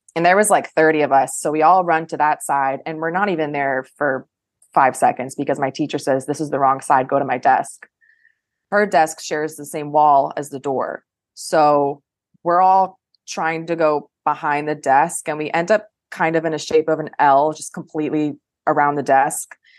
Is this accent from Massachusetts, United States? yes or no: no; Coral Springs, Florida, United States; moved away as an adult; now in Pentagon City, United States; I am from Coral Springs, Florida, which is South Florida, and it's about an hour north of Miami